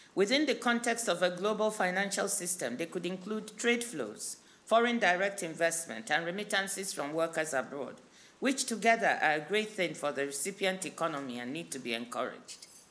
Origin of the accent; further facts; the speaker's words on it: Nigeria; my home country, Nigeria